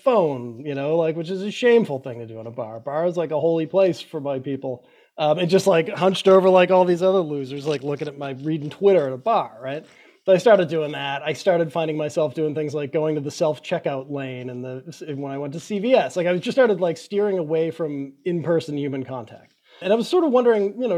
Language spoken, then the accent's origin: English; Quincy, Massachusetts, United States; I grew up in Quincy, Massachusetts, right? It was just on the southern border of Boston.